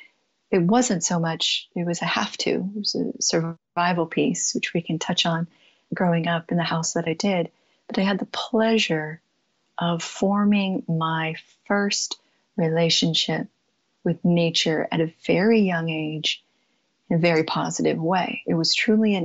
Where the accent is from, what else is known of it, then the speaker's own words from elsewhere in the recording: San Jose, California, United States; moved away; also born or lived in Pacific Northwest / Tucson, Arizona; I grew up in San Jose, California